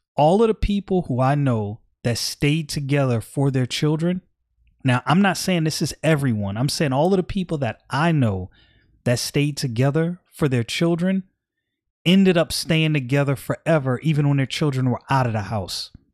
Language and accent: English; New York City, New York, United States; I'm from Brooklyn